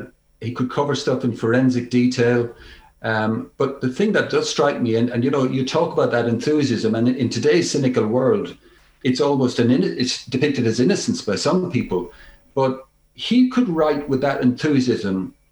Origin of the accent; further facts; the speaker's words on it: Nenagh, Tipperary, Ireland; growing up in Nenagh, County Tipperary, our house was an Irish Independent house.